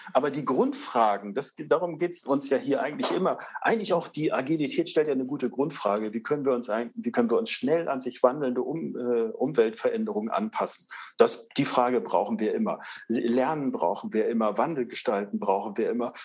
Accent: Northern Germany, Germany; ich komme aus Norddeutschland

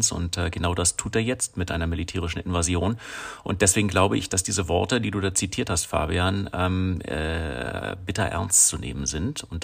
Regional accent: Russia; now in Germany; wir sind alle aus Russland eigentlich, aber wohnen in, in Deutschland seit äh, mehreren Jahren

